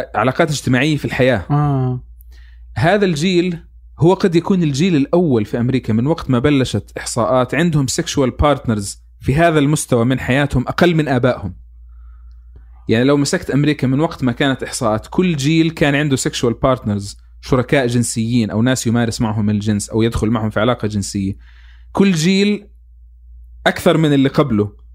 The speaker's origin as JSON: {"language": "Arabic", "country": "Palestine", "said": "انا يعني كفلسطيني"}